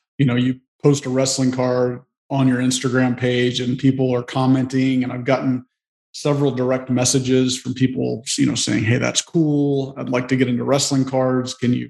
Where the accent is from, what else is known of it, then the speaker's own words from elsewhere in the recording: Memphis, Tennessee, United States; growing up in Memphis.